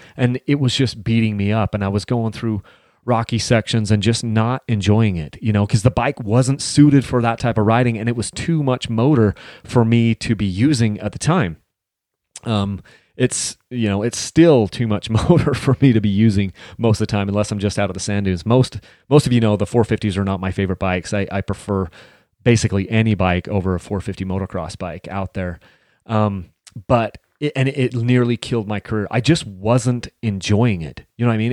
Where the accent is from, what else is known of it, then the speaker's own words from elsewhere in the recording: Mount Pleasant, Utah, United States; We grew up in Mount Pleasant, Utah, a little town with, like, you know, maybe three thousand people